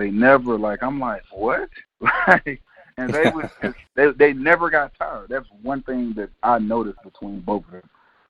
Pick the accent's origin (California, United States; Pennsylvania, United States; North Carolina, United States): Pennsylvania, United States; Aliquippa; I'm from Aliquippa, Pennsylvania.